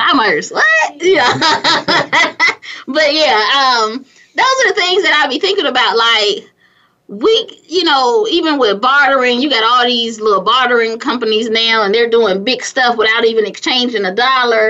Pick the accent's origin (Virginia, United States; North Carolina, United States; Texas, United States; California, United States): California, United States; also born or lived in Gary, Indiana; now in Atlanta, United States; grew up in California